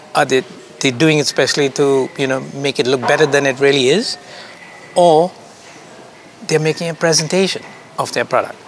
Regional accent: India; also born or lived in Kuwait / United Arab Emirates; now in France; Yeah, I'm an Indian, born in Kuwait. I am an Indian who lived more of my life in Dubai. I had a business, a couple of businesses in Dubai. Mm-hmm. And now I'm a Portuguese citizen living in France.

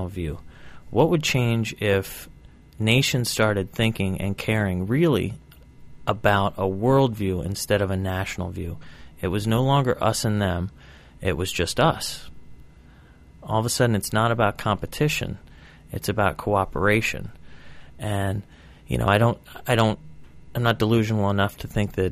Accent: United States; I walk around as a proud American. I am an American

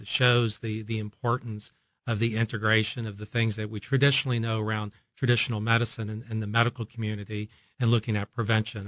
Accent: Oklahoma, United States; moved away as an adult; now in Kansas City, United States; I am from this part of the country, having, uh, uh, grown up in Oklahoma

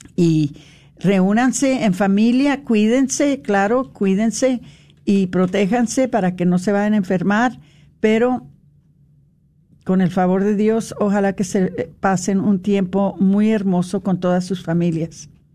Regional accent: United States; nosotros que somos nacidos aquí en los Estados Unidos

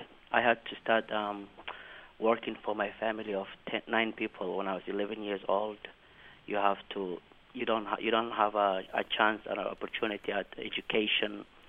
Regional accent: Mogadishu, Banaadir, Somalia; now in Lancaster County, United States; I am from the capital of Somalia, Mogadishu, and I have left my country due to the war and whatever is going on there when I was around 11 years old. So I spent almost a decade in the refugee camps

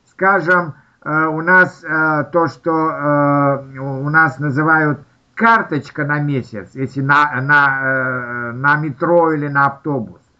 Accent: Turkmenistan; also born or lived in Kazakhstan; Я, у меня детство прошло в Средней Азии, э, в Туркмении и в Казахстане

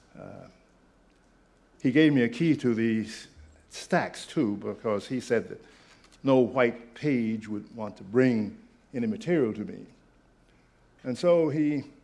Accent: Oklahoma, United States; moved away as an adult; also born or lived in Nashville, Tennessee / Massachusetts; the state in which I was born and the state in which my father paid taxes, the state of Oklahoma

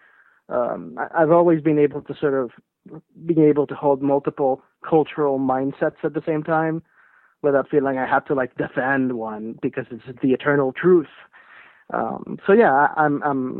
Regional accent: Puerto Rico; I was born and raised in Puerto Rico

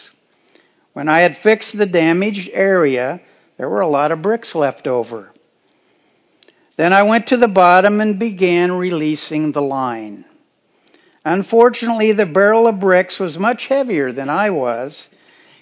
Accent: Kansas, United States; moved away; While visiting my parents in Kansas earlier in June, I was reminded while driving around my hometown

